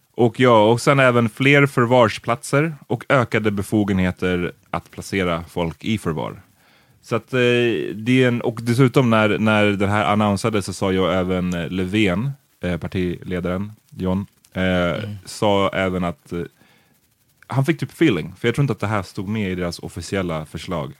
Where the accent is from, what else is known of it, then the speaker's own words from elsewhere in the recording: Gambia; now in Sweden; Gambia, som jag är ifrån